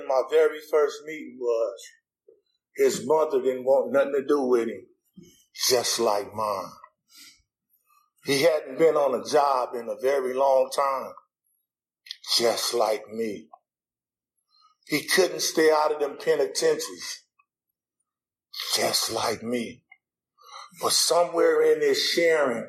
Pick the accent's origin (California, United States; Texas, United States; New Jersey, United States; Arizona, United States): California, United States; Los Angeles; I'm a gangbanger from Los Angeles